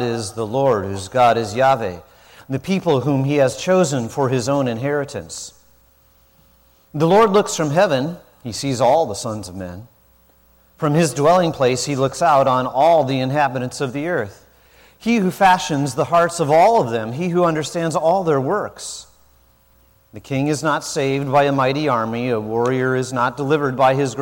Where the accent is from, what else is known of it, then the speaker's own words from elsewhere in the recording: South Dakota, United States; moved away; I didn't grow up in the South, I grew up in South Dakota